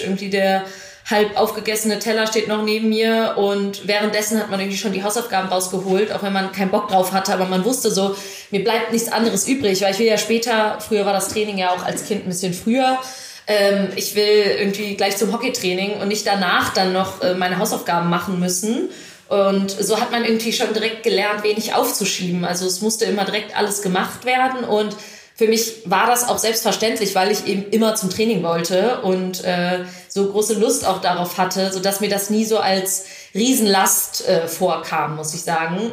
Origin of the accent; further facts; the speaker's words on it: Düsseldorf, North Rhine-Westphalia, Germany; also born or lived in Krefeld; now in Hamburg, Germany; ich genau im, im Westen, also in Düsseldorf und Krefeld aufgewachsen bin